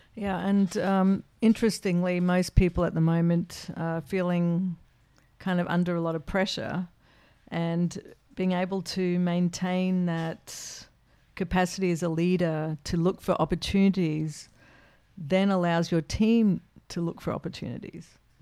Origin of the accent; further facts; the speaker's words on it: Australia; as an Australian